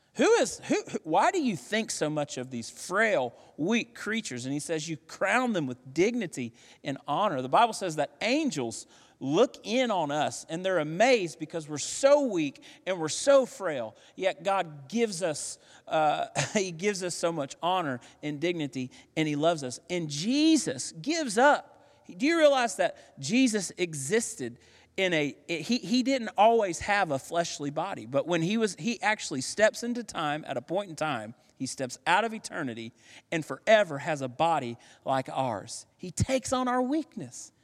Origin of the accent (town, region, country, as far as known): United States